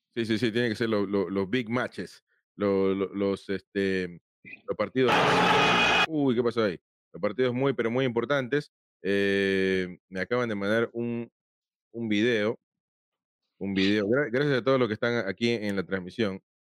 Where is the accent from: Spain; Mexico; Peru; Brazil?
Peru; now in United States; yo soy peruano, vivo acá en Estados Unidos